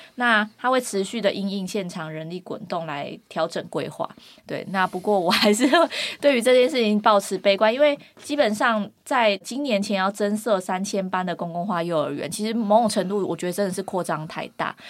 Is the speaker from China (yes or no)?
no; Kinmen County, Taiwan; moved away; 我是金门人